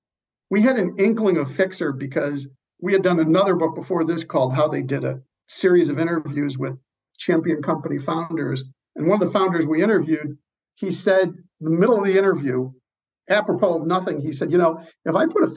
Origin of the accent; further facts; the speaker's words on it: Chicago, Illinois, United States; my hometown of Chicago